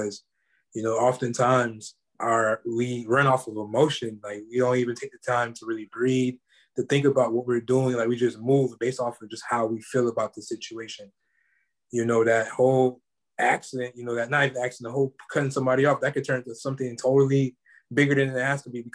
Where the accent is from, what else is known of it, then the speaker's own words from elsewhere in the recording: Florida, United States; I'm from Florida